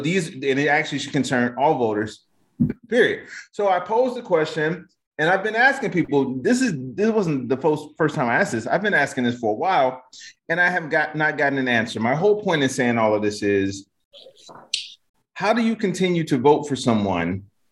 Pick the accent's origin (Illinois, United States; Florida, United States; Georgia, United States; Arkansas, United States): Illinois, United States; Chicago; I'm from Chicago